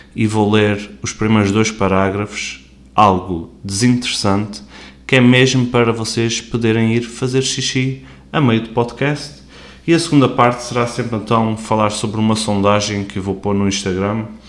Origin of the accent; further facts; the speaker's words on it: Portugal; como portugueses que somos